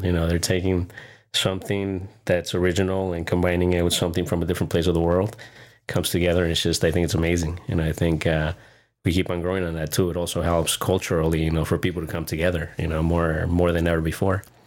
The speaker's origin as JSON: {"language": "English", "town": "Encinitas", "region": "California", "country": "United States", "tie": "born or raised there", "said": "Grew up in Encinitas."}